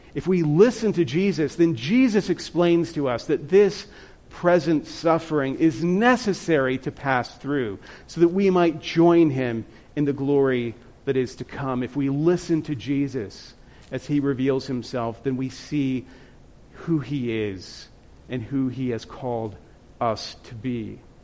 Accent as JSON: {"language": "English", "region": "Louisiana", "country": "United States", "moved": "as an adult", "lives_now": "South Dakota, United States", "said": "I'm from Louisiana"}